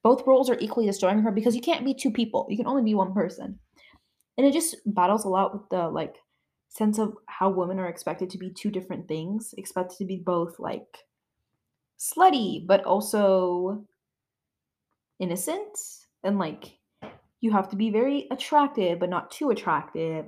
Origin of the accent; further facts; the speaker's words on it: United States; because I'm an American